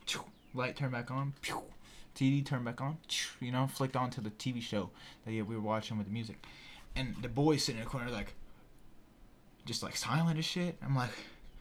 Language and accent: English; Greenville, South Carolina, United States; I was actually born in Greenville